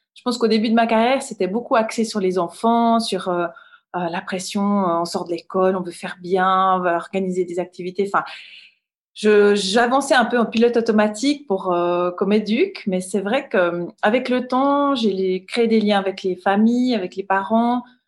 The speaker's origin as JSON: {"language": "French", "town": "Rolle", "region": "Vaud", "country": "Switzerland", "tie": "born or raised there", "said": "je viens de Rôle. C'est une petite ville, euh, village au bord du lac Léman, entre, euh, Lausanne et Genève. Et, bah, j'ai grandi là"}